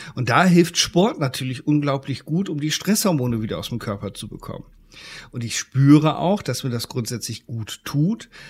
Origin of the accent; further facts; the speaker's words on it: Germany; bei uns in Deutschland